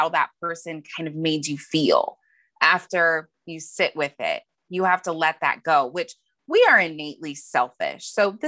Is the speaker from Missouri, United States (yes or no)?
no; Montana, United States; born or raised there; moved away as an adult; now in San Diego, United States